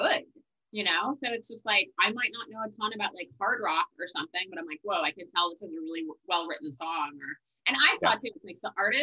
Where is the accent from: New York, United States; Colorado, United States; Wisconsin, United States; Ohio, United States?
Wisconsin, United States; moved away; I'm from Wisconsin originally